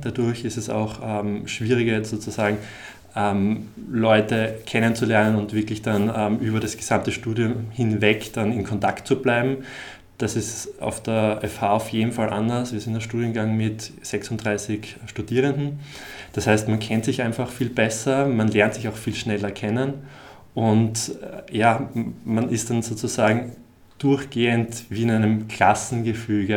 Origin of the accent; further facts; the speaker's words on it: Graz, Styria, Austria; moved away; ich komme eigentlich aus Graz